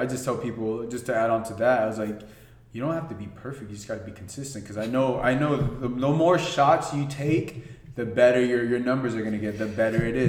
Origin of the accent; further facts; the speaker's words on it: Los Angeles, California, United States; when you're from LA, you just kind of grow up like in the Lakers